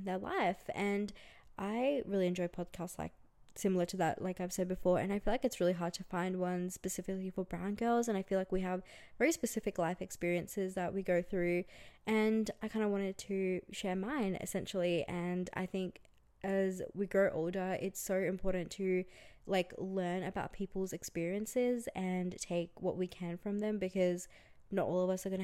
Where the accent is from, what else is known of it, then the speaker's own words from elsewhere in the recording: Brisbane, Queensland, Australia; moved away as an adult; also born or lived in India; now in Melbourne, Australia; I grew up in Australia. I grew up in Brisbane actually, and I moved to Melbourne a few years ago